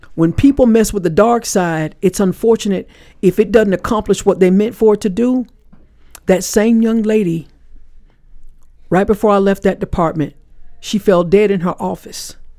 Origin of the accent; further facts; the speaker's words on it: Panama City, Florida, United States; I was born in Panama City, Florida